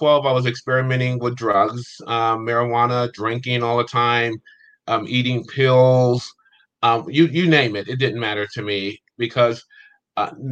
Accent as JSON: {"language": "English", "town": "Steubenville", "region": "Ohio", "country": "United States", "tie": "born or raised there", "also_born_or_lived": "California", "moved": "as an adult", "said": "I was born in a small town in Ohio called Steubenville. I was there until the age of 18, and then I came out to California from that point forward"}